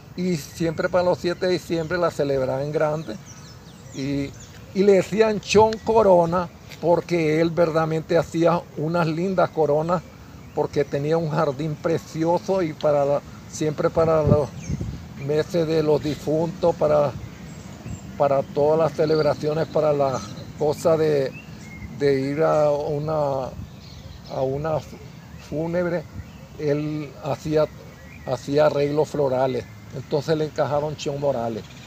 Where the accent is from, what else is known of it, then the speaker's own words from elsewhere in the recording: Jocote Dulce, Nicaragua; comunicarme con mi pueblo